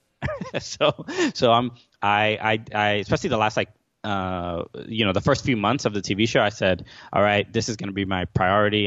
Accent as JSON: {"language": "English", "town": "New York City", "region": "New York", "country": "United States", "tie": "born or raised there", "moved": "as an adult", "lives_now": "New Jersey, United States", "said": "I grew up in Brooklyn my entire life"}